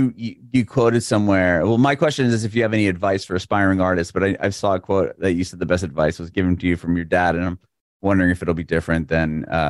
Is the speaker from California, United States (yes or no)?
yes; San Diego, California, United States; now in Nashville, United States; I'm originally from San Diego, but I live in Nashville now too.